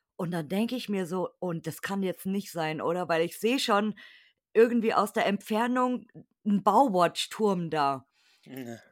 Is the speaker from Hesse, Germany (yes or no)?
no; Munich, Bavaria, Germany; ich komme aus München, das wissen ja meine Hörer. Okay. Ich bin, Ibina Bayer